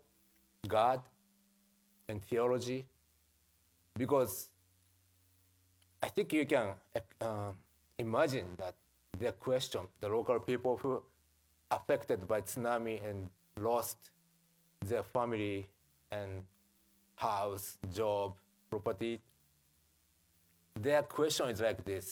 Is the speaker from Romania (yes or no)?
no; Japan; English is a second language; also born or lived in Jackson, Mississippi; I came from Japan